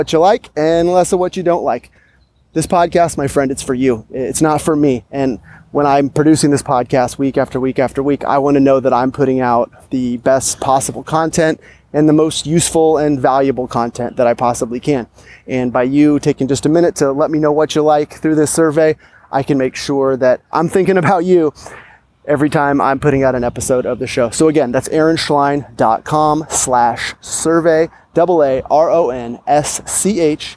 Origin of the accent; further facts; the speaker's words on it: Sacramento, California, United States; I am strolling through beautiful Capitol Park here in my hometown, Sacramento, California